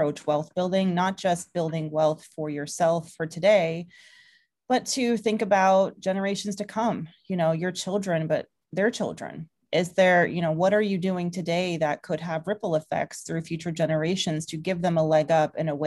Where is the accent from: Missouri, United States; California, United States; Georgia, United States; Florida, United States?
Georgia, United States; Atlanta; moved away as an adult; now in New York, United States; a woman of color who grew up in the South. I'm from Georgia originally. I kind of grew up in the suburbs around Atlanta